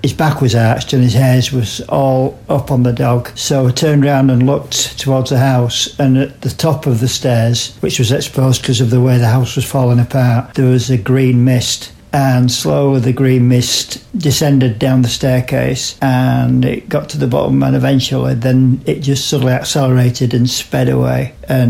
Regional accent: England, United Kingdom; accent: British; from England

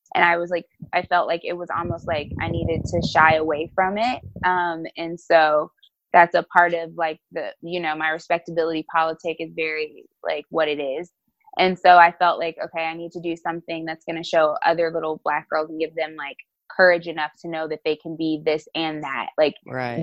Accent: East Orange, New Jersey, United States; I am from East Orange, New Jersey

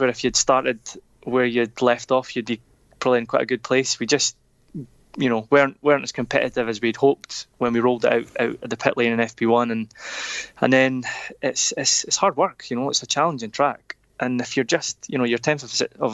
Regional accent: Kirkcaldy, Scotland, United Kingdom; I'm from Kirkcaldy.

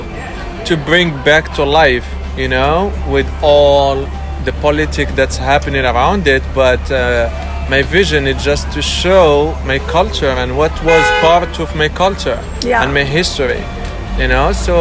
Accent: Agadir, Souss-Massa, Morocco; moved away; I'm Amaziri too, like I'm from Agadir.

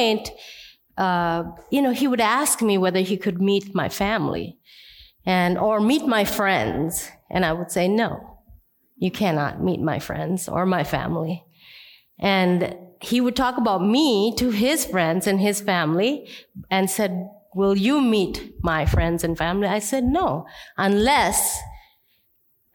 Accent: India; I'm Indian

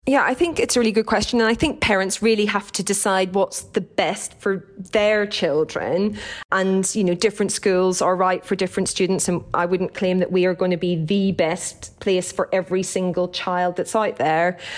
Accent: Downpatrick, Northern Ireland, United Kingdom; accent: Irish; moved away; I grew up in County Down in Northern Ireland

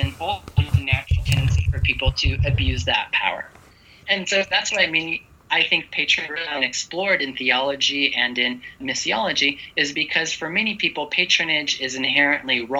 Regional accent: United States; moved away; I grew up in America

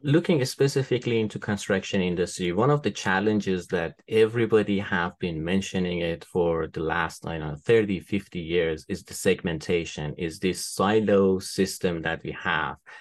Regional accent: Tehran, Tehran Province, Iran; moved away as an adult; also born or lived in Isfahan, Iran / United Kingdom; now in United States; I was born in Iran. Uh, I was born in Isfahan. It's a city in the central part of Iran. It's kind of like a historical city. Um, lots of interesting, um, old buildings to see there. Uh, but I was raised in Tehran, the capital of the country

